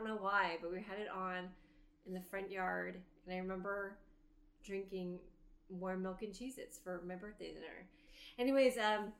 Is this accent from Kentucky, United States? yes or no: no; Bay Area, California, United States; I grew up in the Bay Area and earthquakes were a thing.